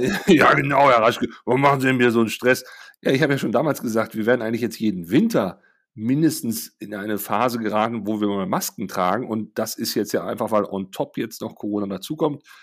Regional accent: Germany; als Deutsche

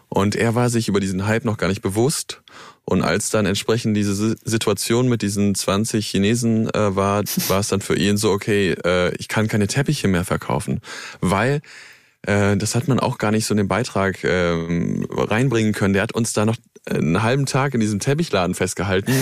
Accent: near Cologne, North Rhine-Westphalia, Germany; Ich bin äh, dort in der Gegend groß geworden

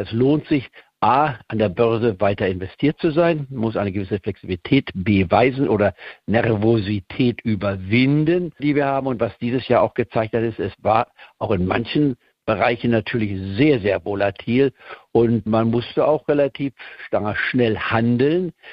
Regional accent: Goslar, Lower Saxony, Germany; moved away; also born or lived in Leipzig, Saxony; Ich komme ja aus Leipzig ursprünglich, auch wenn ich da nur als Baby drei Monate gelebt habe, bevor ich dann nach Goslar-Harz am äh, umgesiedelt wurde. Ich war vor dem Ende des Zweiten Weltkrieges, bin also Niedersachsen, wenn man so will, vom Aufwachsen her

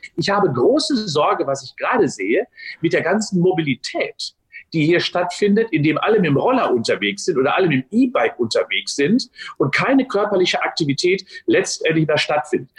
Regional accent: Unna, North Rhine-Westphalia, Germany; moved away as an adult; now in Cologne, Germany; 18. März 57 geboren in Unna, bin also Westfale. Ähm, bin dort ja. aufgewachsen

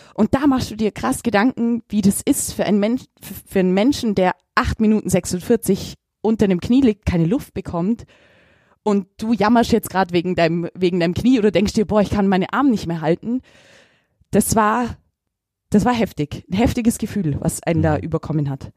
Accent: Augsburg, Bavaria, Germany; ich bin ein Augsburger

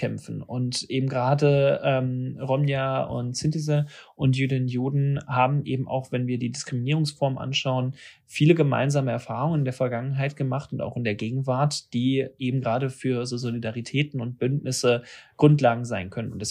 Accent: Hanover, Lower Saxony, Germany; Ich komme selbst aus Hannover

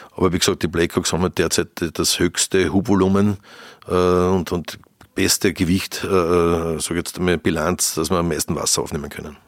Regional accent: Lower Austria, Austria; als Niederösterreicher

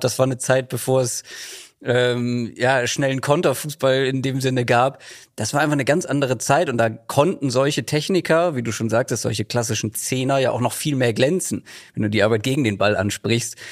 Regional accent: Germany; ich bin im Speckgürtel von Hamburg groß geworden

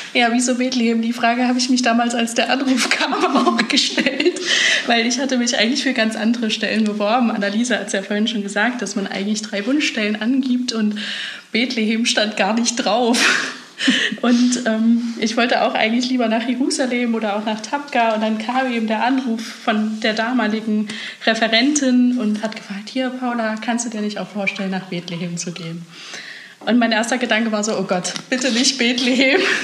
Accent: Germany; ich bin doch Deutsche

